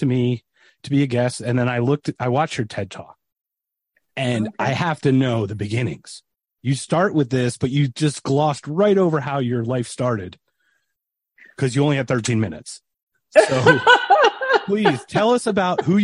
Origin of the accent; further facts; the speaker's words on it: Philadelphia, Pennsylvania, United States; I'm from Philadelphia area.